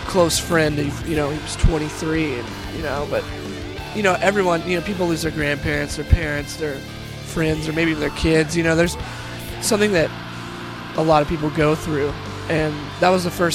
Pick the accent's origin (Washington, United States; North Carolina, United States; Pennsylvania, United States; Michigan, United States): North Carolina, United States; moved away; also born or lived in Florida; a friend I grew up with in North Carolina